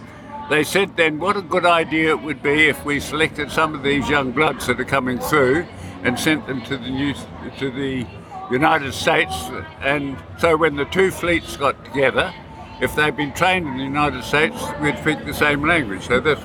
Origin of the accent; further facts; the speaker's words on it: Australia; born there; also born or lived in New Zealand; And actually, I was in New Zealand at the time, although I was born in Australia.